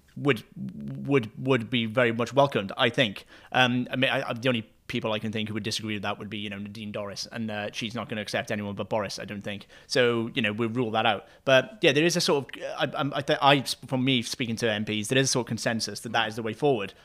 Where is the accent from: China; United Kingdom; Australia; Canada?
United Kingdom; Wales; me being a Welsh person